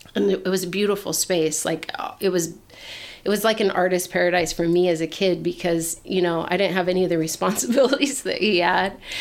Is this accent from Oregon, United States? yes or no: yes; Portland, Oregon, United States; moved away as an adult; I grew up in Portland. Oregon. Yeah, Portland, Oregon